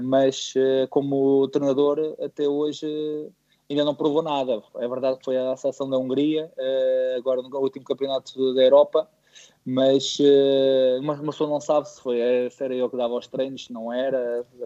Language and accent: Portuguese; Montijo, Setúbal, Portugal; no clube da minha terra, no Montijo